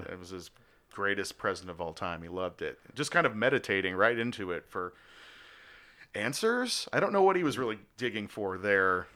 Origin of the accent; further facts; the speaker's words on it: Australia; moved away; I am from Australia, was born there